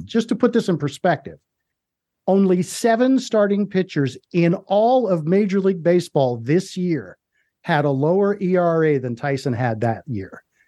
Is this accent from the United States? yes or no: yes; Washington DC area, District of Columbia, United States; I grew up in the Washington DC area